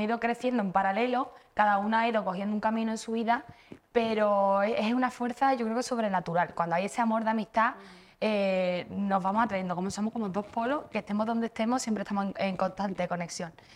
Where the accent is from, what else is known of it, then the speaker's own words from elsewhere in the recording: Seville, Andalusia, Spain; now in Madrid, Spain; yo soy de Sevilla, pero vivo aquí en Madrid